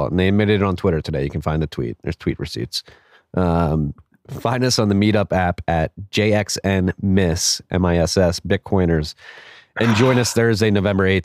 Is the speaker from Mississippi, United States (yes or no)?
yes; Jackson, Mississippi, United States; I write you from the home, my hometown of Jackson, Mississippi, where we have struggled to get past Grant and Sherman burning our benevolent city to the ground